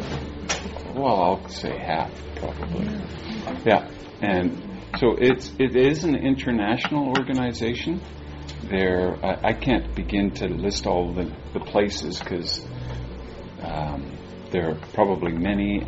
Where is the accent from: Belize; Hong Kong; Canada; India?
Canada; Edmonton, Alberta; moved away as an adult; also born or lived in Vancouver; now in South Surrey, Canada; we moved back to Edmonton, which is my hometown